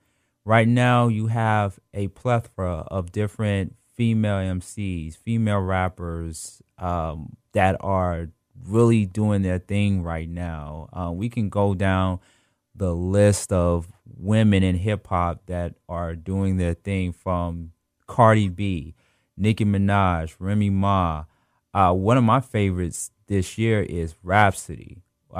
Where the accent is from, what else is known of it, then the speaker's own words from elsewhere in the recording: Atlanta, Georgia, United States; I'm from Atlanta